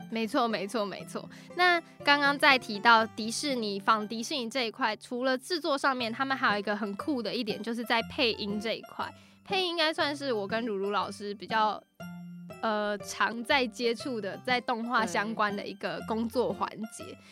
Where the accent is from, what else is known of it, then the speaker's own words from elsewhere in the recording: Taichung, Taiwan; 我是台中人嘛，众所周知，台中就是一个很蛮热的对，蛮热的，四季，四季如夏的一个地方